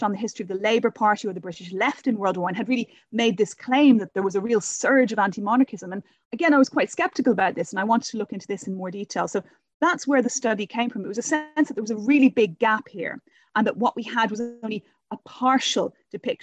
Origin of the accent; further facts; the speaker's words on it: Dublin, Leinster, Ireland; now in London, United Kingdom; I'm come from originally from Dublin